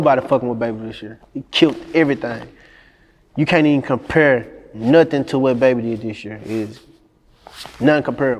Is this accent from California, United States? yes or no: no; Helena, Arkansas, United States; From where I'm from, Helena.